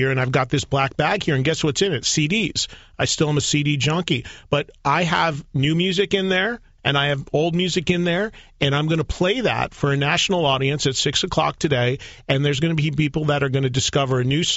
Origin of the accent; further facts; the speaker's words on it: Madison, New Jersey, United States; My hometown in New Jersey, Madison, New Jersey, has three colleges in it.